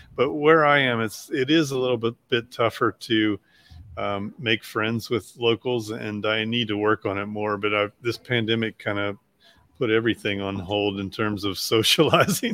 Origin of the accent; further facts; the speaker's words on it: Shenandoah Valley, Virginia, United States; moved away as an adult; also born or lived in Nashville, Tennessee / New York; I was born in Virginia in the Shenandoah Valley and uh, went to college in Virginia